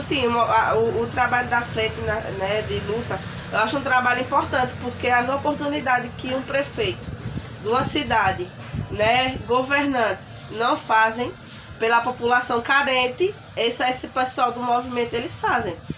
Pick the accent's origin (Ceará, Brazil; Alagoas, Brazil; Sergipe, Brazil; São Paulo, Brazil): Alagoas, Brazil; Arapiraca; also born or lived in Folha Miúda; Sou daqui de Arapiraca mesmo. Nasci num sítio